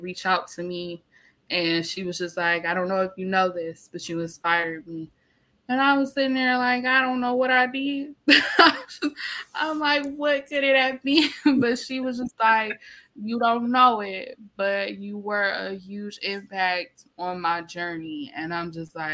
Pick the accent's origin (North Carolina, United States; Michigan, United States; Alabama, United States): Michigan, United States; Detroit; I'm from Detroit